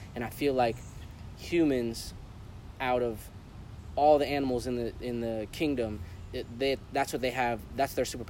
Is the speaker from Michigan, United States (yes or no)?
no; California, United States; also born or lived in Connecticut / El Paso; I was born in Connecticut. I was raised in California, so I lived in California for 11 years.